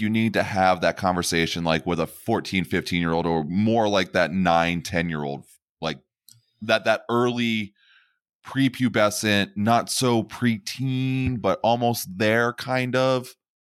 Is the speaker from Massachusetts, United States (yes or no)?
no; Pennsylvania, United States; I am born and bred in Pennsylvania